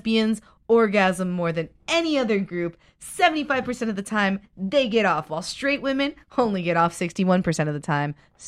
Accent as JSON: {"language": "English", "town": "Miami", "region": "Florida", "country": "United States", "moved": "yes", "lives_now": "Los Angeles, United States", "said": "I'm from Miami"}